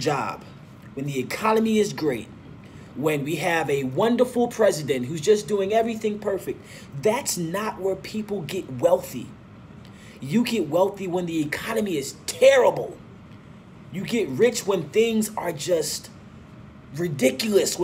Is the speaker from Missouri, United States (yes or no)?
yes; St. Louis, Missouri, United States; also born or lived in Nigeria; I was actually born and raised in St. Louis